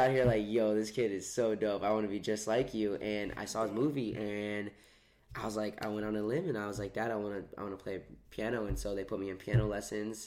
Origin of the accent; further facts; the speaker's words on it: Tampa, Florida, United States; now in Los Angeles, United States; I am from Tampa